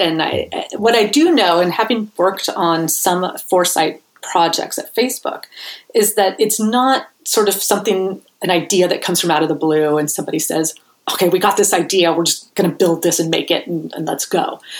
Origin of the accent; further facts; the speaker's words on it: Bay Area, California, United States; I'm from the Bay Area originally